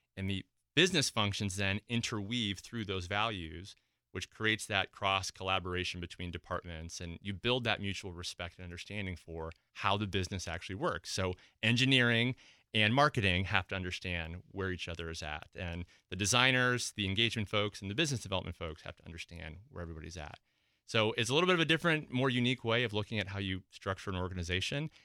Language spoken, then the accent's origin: English; Midwest, United States; moved away; I'm originally from the Midwest